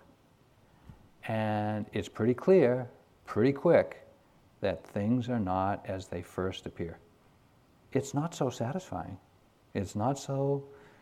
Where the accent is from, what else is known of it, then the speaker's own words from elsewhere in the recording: New England, United States; I grew up here in New England during the 50s.